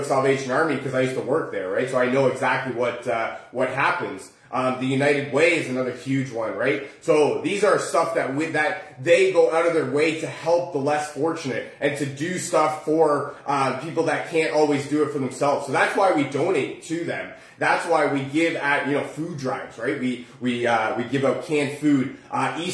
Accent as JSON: {"language": "English", "town": "Oakville", "region": "Ontario", "country": "Canada", "said": "we're from Oakville"}